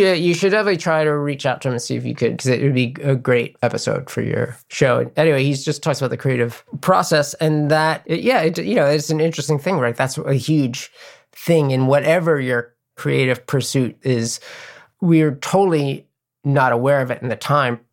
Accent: New York City, New York, United States; growing up in New York City

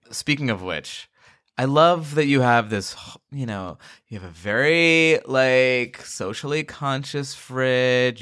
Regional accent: Long Island, New York, United States; I grew up in Long Island

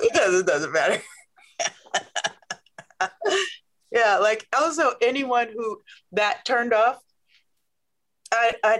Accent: Omaha, Nebraska, United States; I'm from Omaha, Nebraska.

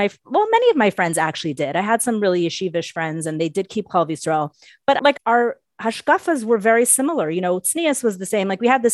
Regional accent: Berkeley, California, United States; So I grew up on Shluchas in Berkeley, California in the late 70s.

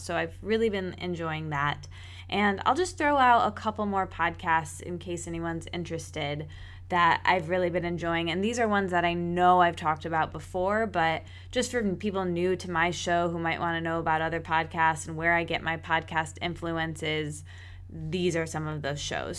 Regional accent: East Lansing, Michigan, United States; moved away; my hometown where I grew up in East Lansing

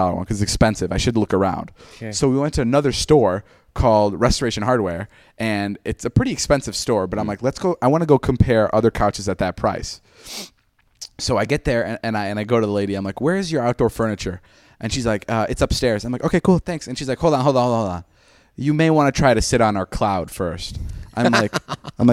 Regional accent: Chicago, Illinois, United States; Chicago's my hometown

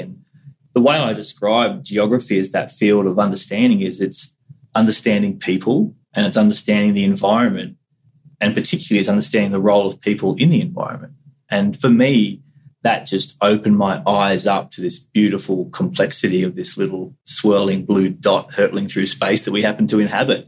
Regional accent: Central Coast, New South Wales, Australia; also born or lived in Cairns, Queensland; I was born up in North Queensland at Cairns, which is obviously a, a community which is highly connected to the Great Barrier Reef and to terrestrial environments. And so I do recall uh, distant memories of, of the ocean up there and even moving down to the Central Coast when I was two or three

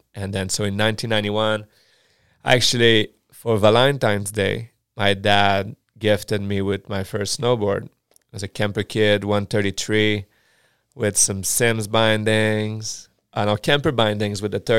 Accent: Chicoutimi, Quebec, Canada; first language French; English is a second language; moved away; I'm from Chicoutimi.

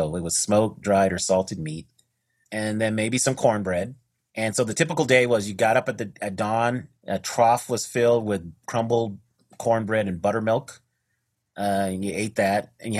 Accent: Denver, Colorado, United States; I grew up in Denver, Colorado

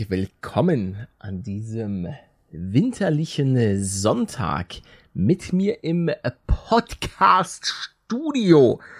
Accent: Northern Germany, Germany; einer Mannschaft, die mir ja auch als Norddeutscher doch schon nahe liegt.

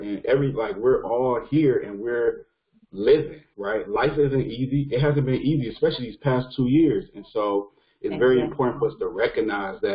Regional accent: East Cleveland, Ohio, United States; I was raised in East Cleveland, and I still live in East Cleveland.

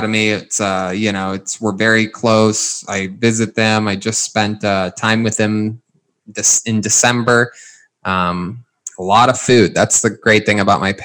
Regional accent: Northeast Ohio, United States; now in Los Angeles, United States; I'm still from Northeast Ohio

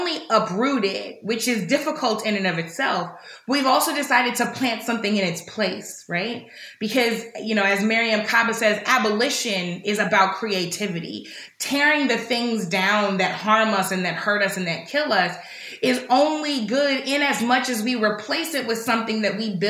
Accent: St. Louis, Missouri, United States; in my hometown of St. Louis

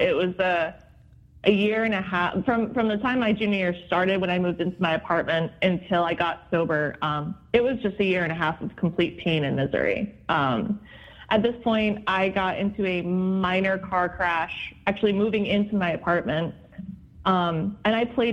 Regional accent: New Jersey, United States; born or raised there; moved away as an adult; also born or lived in Boston, Massachusetts

